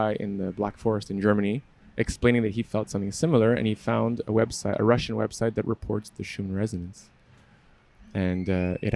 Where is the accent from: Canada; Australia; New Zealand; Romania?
Canada; Montreal, Quebec; I'm from Montreal